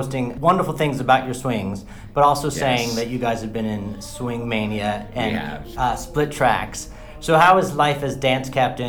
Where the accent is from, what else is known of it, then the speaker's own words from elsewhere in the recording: San Diego, California, United States; I'm from San Diego.